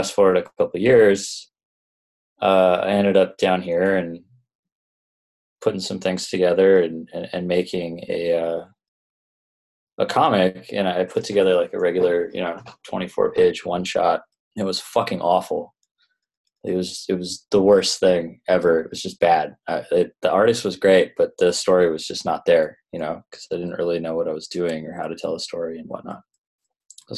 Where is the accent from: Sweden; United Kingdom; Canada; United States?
Canada; Toronto, Ontario; moved away as an adult; also born or lived in Vancouver; I'm originally from Canada. I grew up in Toronto